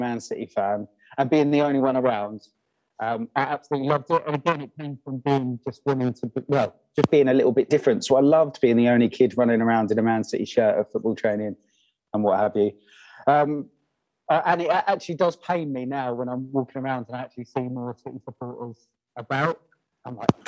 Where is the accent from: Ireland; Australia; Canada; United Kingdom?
United Kingdom; Kent, South East England; I'm actually born and raised in Kent